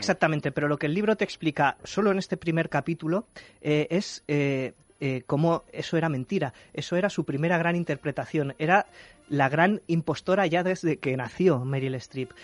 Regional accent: Spain; nosotros como españoles

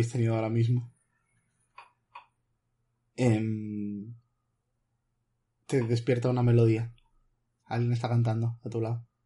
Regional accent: Madrid, Community of Madrid, Spain; Es que yo soy del sur de Madrid.

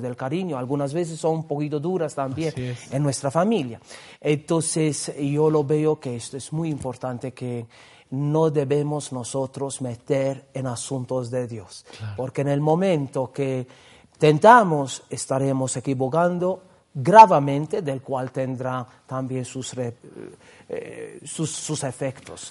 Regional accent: Gozo, Malta; now in Peru; yo estoy viniendo de esta isla porque justamente la congregación en mi pueblo tenía la casa de, del noviciado

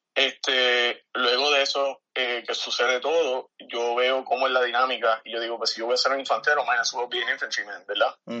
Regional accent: San Germán, Puerto Rico; nacido y criado aquí en San Germán

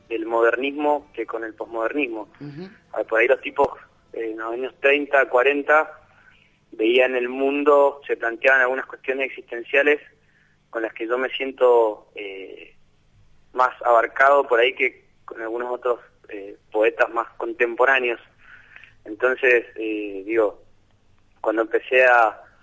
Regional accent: Mendoza, Argentina; moved away as an adult; now in Buenos Aires, Argentina; nací en Mendoza capital

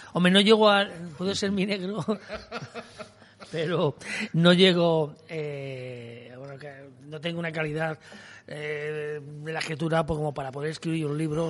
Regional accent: Castile and León, Spain; en mi pueblo que había 200 hay 30

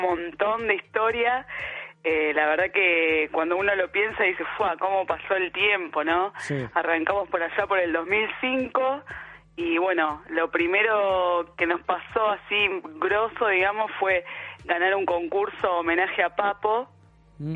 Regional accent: Buenos Aires, Argentina; yo soy de Lugano, pero me iba de, chica ahí a la feria

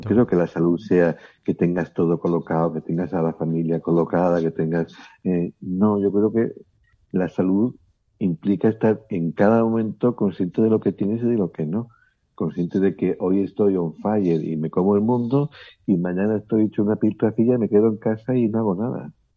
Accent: León, Castile and León, Spain; now in Barcelona, Spain; yo soy de León, pero vivo en Barcelona

